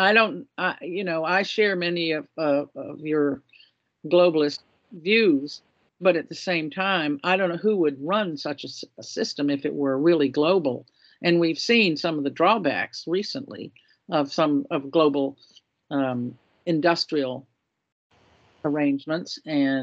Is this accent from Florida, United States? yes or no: yes; Florida, United States; moved away; I grew up in Florida